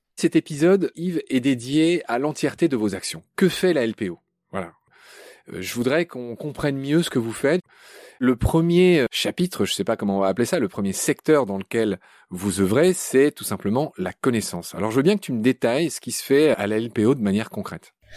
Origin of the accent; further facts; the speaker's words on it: Alsace or Lorraine, Grand Est, France; ma région natale